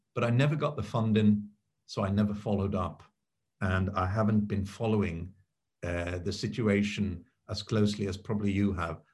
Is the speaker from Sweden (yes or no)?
yes; Sweden; I grew up in Sweden